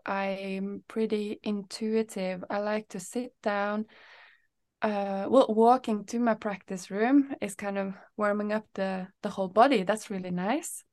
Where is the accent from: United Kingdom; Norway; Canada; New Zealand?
Norway; now in Sweden; I'm from Norway